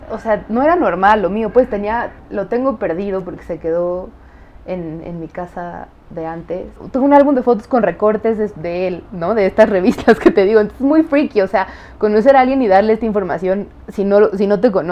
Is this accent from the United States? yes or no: yes; United States; born there; yo tengo doble nacionalidad porque nací en Estados Unidos